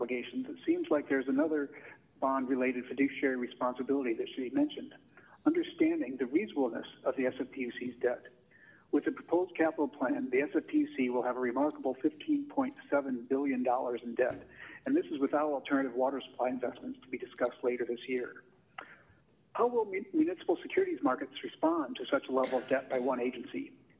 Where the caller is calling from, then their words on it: Palo Alto, California, United States; from Palo Alto.